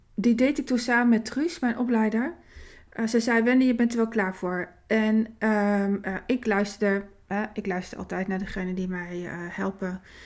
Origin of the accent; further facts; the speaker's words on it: Winterswijk, Gelderland, Netherlands; in het ziekenhuis in Winterswijk